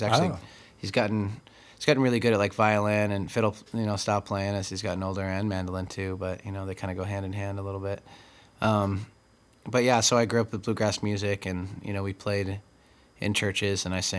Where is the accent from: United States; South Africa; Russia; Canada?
United States; Tri-Cities, Washington; born or raised there; also born or lived in California / Texas / Colorado / Okinawa